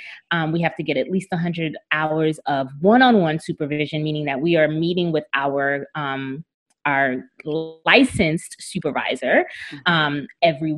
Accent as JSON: {"language": "English", "town": "New York City", "region": "New York", "country": "United States", "moved": "as an adult", "lives_now": "South Florida, United States", "said": "I'm from New York City, from Brooklyn"}